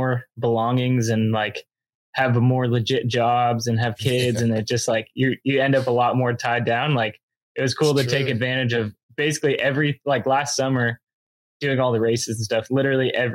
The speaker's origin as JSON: {"language": "English", "town": "Temecula", "region": "California", "country": "United States", "tie": "born or raised there", "also_born_or_lived": "Grand Junction, Colorado", "moved": "as an adult", "lives_now": "Bellingham, United States", "said": "So I'm originally from Southern California, from Temecula"}